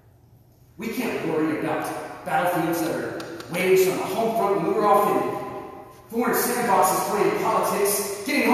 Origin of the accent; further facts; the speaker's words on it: Texas, United States; now in Waco, United States; I'm from a small town called Currents, Texas.